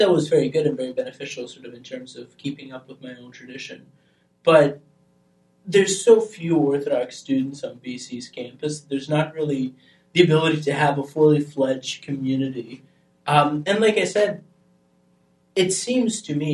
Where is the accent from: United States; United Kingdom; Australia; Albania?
Albania; moved away; I grew up in Albania